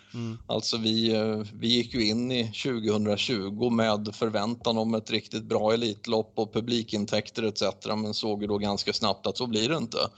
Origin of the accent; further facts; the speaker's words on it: Sweden; vi är svenskar